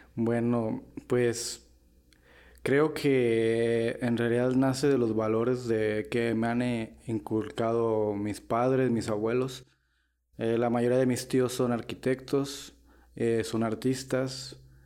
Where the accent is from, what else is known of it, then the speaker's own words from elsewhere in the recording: Morelia, Michoacán, Mexico; soy de aquí de Morela, Michoacán